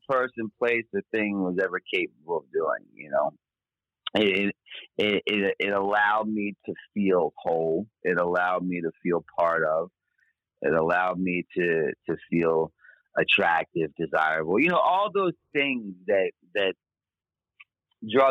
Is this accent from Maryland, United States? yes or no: yes; Baltimore, Maryland, United States; born and raised in Baltimore, Maryland